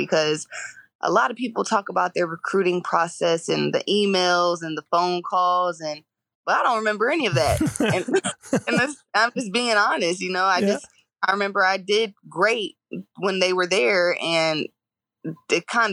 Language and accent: English; Georgia, United States; I'm from Georgia, I watched Georgia games a lot